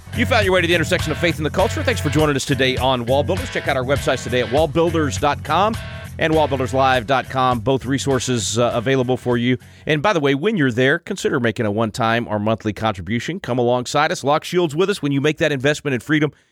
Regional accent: Wylie, Texas, United States; I grew up in Wiley, which is right next door

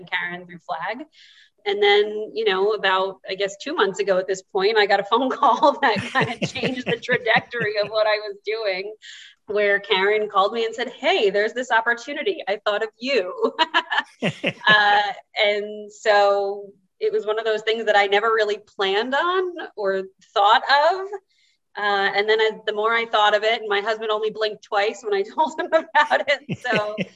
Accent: Cranford, New Jersey, United States; I was born and raised here in Cranford myself

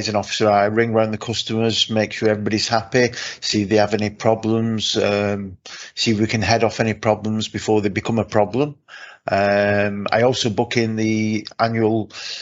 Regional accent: Wigan, North West England, United Kingdom; I'm from Wigan, the capital of culture

